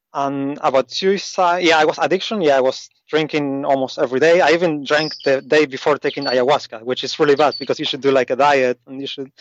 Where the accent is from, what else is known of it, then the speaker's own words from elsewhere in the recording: Argentina; moved away as an adult; also born or lived in Asia; I grew up in South America, in Argentina